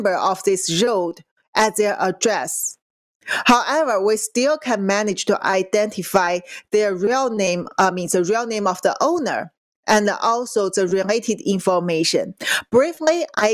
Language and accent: English; Qingdao, Shandong, China; moved away; it's my hometown in China.